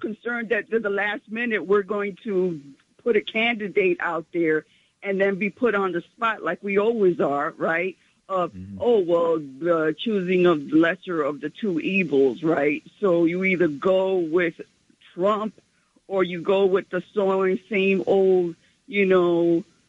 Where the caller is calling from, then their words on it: New York City, New York, United States; I'm calling from Central Harlem